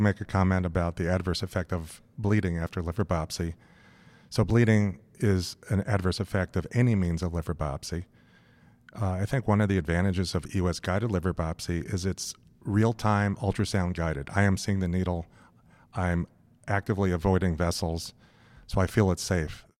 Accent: Los Angeles, California, United States; moved away as an adult; also born or lived in San Francisco / New York City; I grew up in Los Angeles.

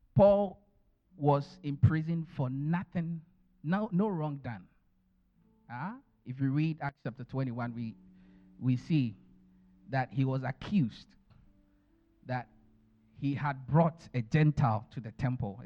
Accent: Ghana; born or raised there; moved away

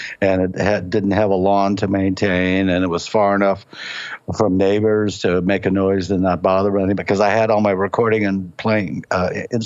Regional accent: Cleveland, Ohio, United States; also born or lived in Kent, Ohio / Akron, Ohio; I'm from Cleveland. I'm really old. So in the 50s, we lived in the Hungarian part of Buckeye Road area

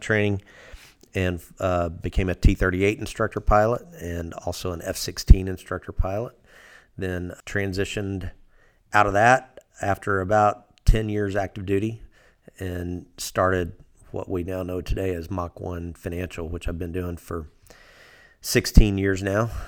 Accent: Fort Smith, Arkansas, United States; I grew up down in Fort Smith

